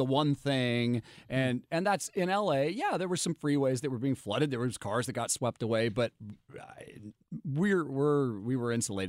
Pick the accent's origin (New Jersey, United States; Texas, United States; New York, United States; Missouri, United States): Missouri, United States; St. Louis; now in Los Angeles, United States; it's my hometown.